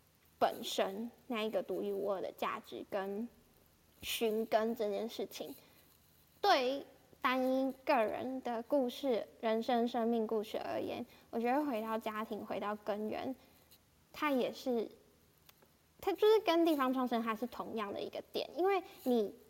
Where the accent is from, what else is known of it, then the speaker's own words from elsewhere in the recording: Changhua County, Taiwan; moved away as an adult; 我在高中以前都是在自己的家乡彰化长大，然后身边的遇到的人、环境、资源、价值观都是在灌输我人生就是好好读书、好好考试、工作、毕业。